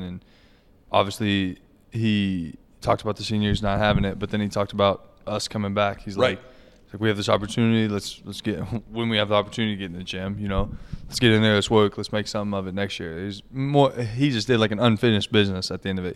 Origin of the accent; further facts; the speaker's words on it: six miles from Lawrence, Kansas, United States; moved away; I'm six miles from Lawrence. It's a 10 minute drive to KU